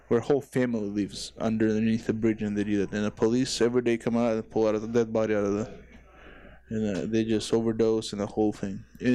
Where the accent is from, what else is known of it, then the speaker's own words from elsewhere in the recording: Ukraine; English is a second language; I was thinking about Ukraine because I was from Ukraine